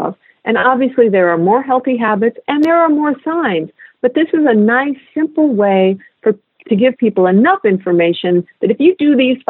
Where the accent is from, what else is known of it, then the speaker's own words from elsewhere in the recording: central San Joaquin Valley, California, United States; moved away; I grew up in California in the central San Joaquin Valley.